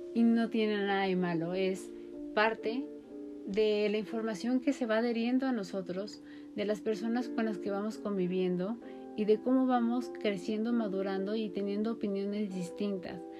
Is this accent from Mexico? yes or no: yes; Mexico